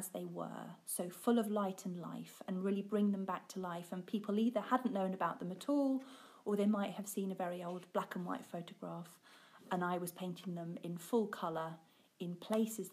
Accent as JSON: {"language": "English", "area": "Suffolk, East Anglia", "region": "East of England", "country": "United Kingdom", "moved": "yes", "lives_now": "Yorkshire, United Kingdom", "said": "I'm not from Yorkshire. I'm from Suffolk in East Anglia."}